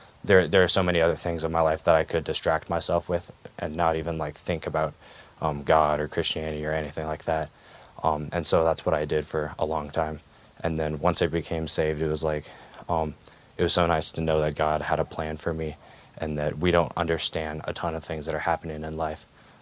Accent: Bozeman, Montana, United States; also born or lived in Washington; We moved to Bozeman when I was 3

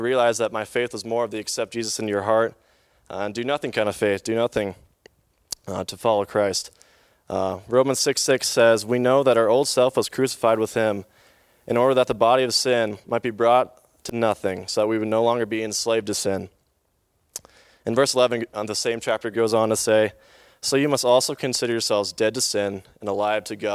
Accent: Bozeman, Montana, United States; in Bozeman, Montana all my life, lived in the same home all of my life

